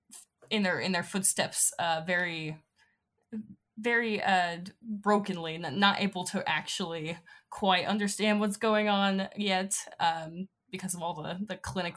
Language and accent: English; Northwestern Illinois, United States; now in Utah, United States; I'm personally from Northwestern Illinois. I've been living in Utah for a bit